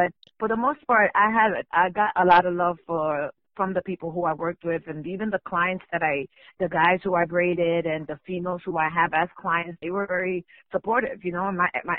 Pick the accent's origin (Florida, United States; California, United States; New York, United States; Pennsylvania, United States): New York, United States; New York City; I grew up in Washington Heights